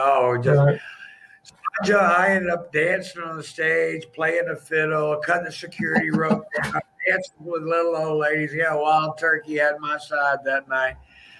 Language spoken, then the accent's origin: English; Tampa, Florida, United States; born there; because I was born in Tampa, Florida.